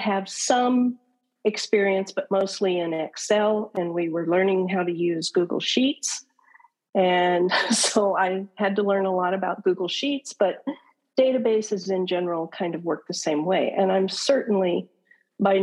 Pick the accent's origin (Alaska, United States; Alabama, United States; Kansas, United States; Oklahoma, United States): Oklahoma, United States; now in Arizona, United States; I was originally born and raised in Oklahoma